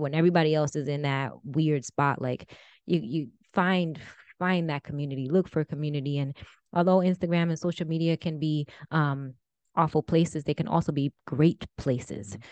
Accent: New Jersey, United States; my husband's from California and, and we're from Jersey

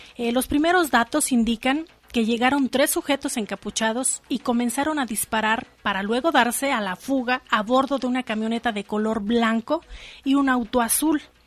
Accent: Michoacán, Mexico; moved away as an adult; also born or lived in Guanajuato; now in León, Mexico; yo soy de Michoacán, o sea, nací en Guanajuato, pero me fui a vivir a Michoacán, mis padres me llevaron muy joven

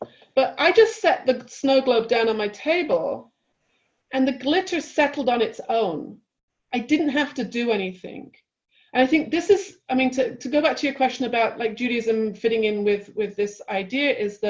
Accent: London, United Kingdom; now in United States; So when I first moved to California, being very British and very just like off the boat, like the cultural difference between London and California

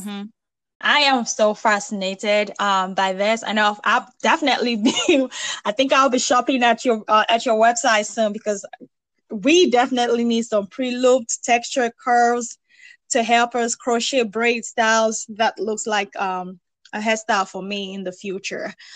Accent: Nigeria; now in United States; I'm originally from Nigeria

